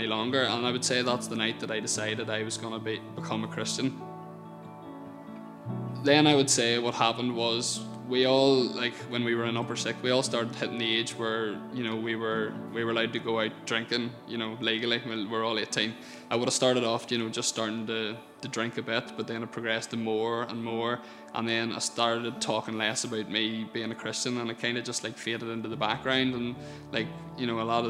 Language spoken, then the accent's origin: English; Portadown, Northern Ireland, United Kingdom; I grew up in the Birches outside Portadown